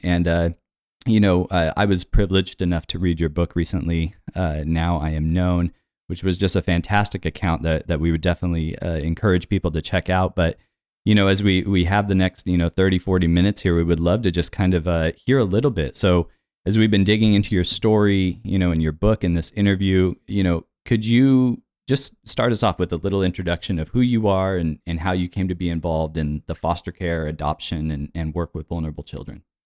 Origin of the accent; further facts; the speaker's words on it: United States; I'm an American with an African child